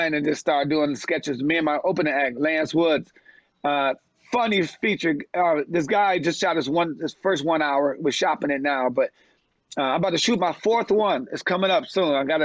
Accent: Detroit, Michigan, United States; I'm from Detroit.

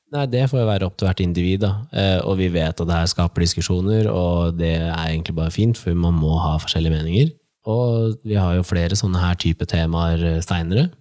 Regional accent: Nittedal, Akershus, Norway; jeg og broren min tok jo bussen fra Nittedal, der vi er fra

